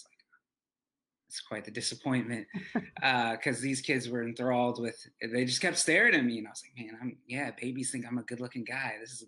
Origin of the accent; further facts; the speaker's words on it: Chattanooga, Tennessee, United States; I'm from Chattanooga, Tennessee.